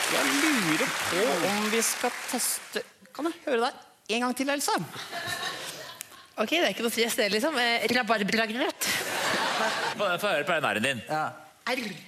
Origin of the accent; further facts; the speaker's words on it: Eastern Norway, Norway; accent: østlandsk; Alt er østlandsk. Jeg snakker jo østlandsk.